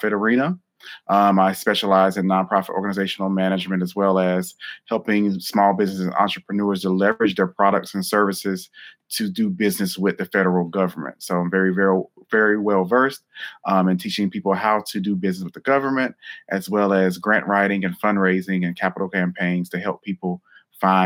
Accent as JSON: {"language": "English", "town": "Newton", "region": "North Carolina", "country": "United States", "tie": "born or raised there", "said": "I was born and raised in North Carolina. And I grew up in a small town called Newton, North Carolina"}